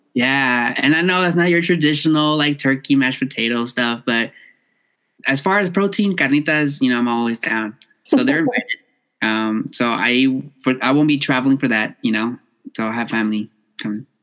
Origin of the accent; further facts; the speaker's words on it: Los Angeles, California, United States; I born and raised in South Central